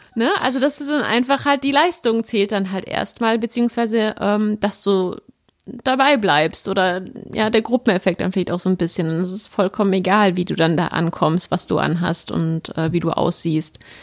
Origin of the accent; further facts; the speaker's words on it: Germany; bin aber jetzt deutsch, ich bin in Deutschland aufgewachsen, geboren aufgewachsen